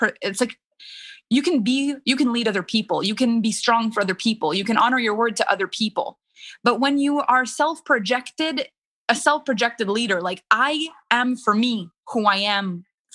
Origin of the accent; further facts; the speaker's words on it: Canada; first language French; English is a second language; I'm French Canadian. French is my first language.